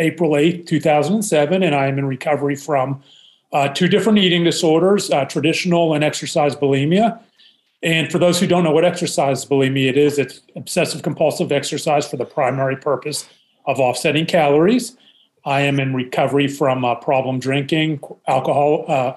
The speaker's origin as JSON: {"language": "English", "town": "Pittsburgh", "region": "Pennsylvania", "country": "United States", "tie": "born or raised there", "said": "I am originally from Pittsburgh. I am the middle of three boys, born and raised in Pittsburgh, PA"}